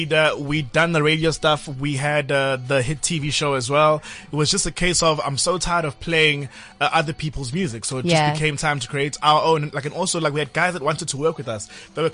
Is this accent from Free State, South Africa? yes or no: no; Durban, KwaZulu-Natal, South Africa; moved away as an adult; also born or lived in Johannesburg; Kid growing up in Durban, you know, grew up there, went to school there